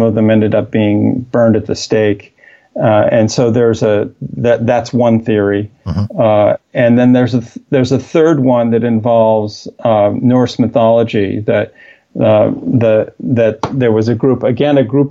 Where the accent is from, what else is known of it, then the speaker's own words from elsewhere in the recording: Midwest of the United States, United States; growing up in the Middle West of the United States